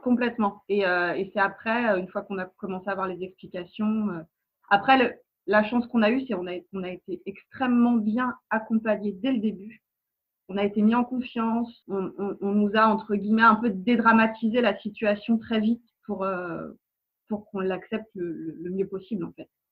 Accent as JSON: {"language": "French", "town": "Nantes", "region": "Pays de la Loire", "country": "France", "moved": "yes", "lives_now": "Seine-et-Marne, France", "said": "On est des Nantais expatriés en Ile-de-France"}